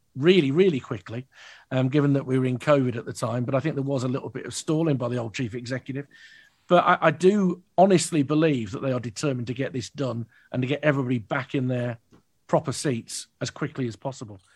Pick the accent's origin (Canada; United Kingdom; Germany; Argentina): United Kingdom; Birmingham, West Midlands; growing up in Birmingham, in South Birmingham, like I did